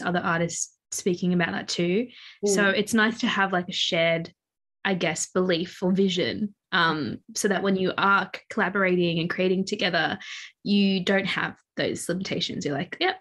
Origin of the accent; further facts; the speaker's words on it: Mauritius; moved away; I'm from Mauritius